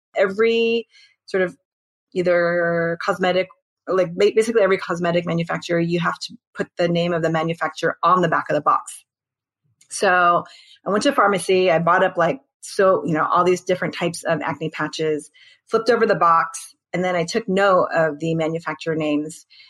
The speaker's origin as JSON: {"language": "English", "country": "United States", "said": "I'm Korean American"}